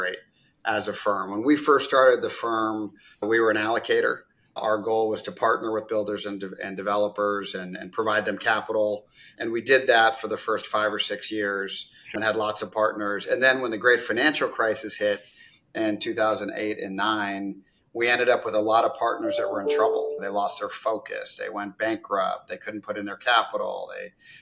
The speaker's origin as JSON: {"language": "English", "town": "Isla Vista", "region": "California", "country": "United States", "tie": "born or raised there", "also_born_or_lived": "Eugene, Oregon / Orange County, California", "said": "I grew up from California originally, and I grew up in California in Isla Vista near UCSB. And then in Eugene, Oregon. So I kind of went back and forth"}